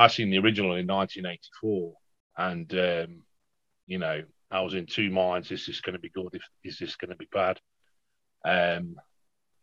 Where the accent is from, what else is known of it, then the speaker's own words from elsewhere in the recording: the Midlands, England, United Kingdom; I'm from the Midlands in the United Kingdom